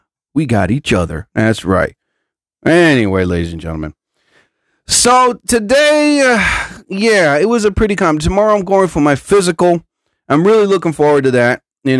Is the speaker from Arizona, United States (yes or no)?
yes; Arizona, United States; I am from Arizona